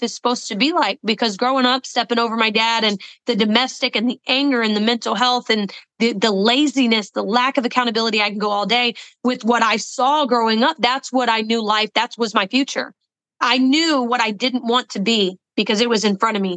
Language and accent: English; the South, United States; I am from the South